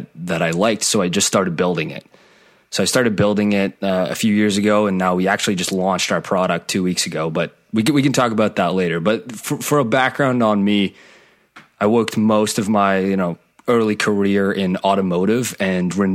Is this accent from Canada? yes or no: yes; Canada; I'm from Canada. I'm in the Toronto area.